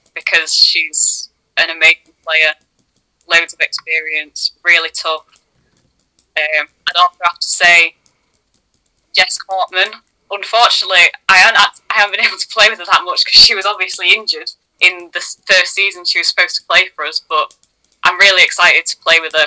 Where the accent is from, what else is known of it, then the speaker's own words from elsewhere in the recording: Leeds, Yorkshire and the Humber, United Kingdom; I'm from Leeds, and obviously I've kind of supported Leeds Rhinos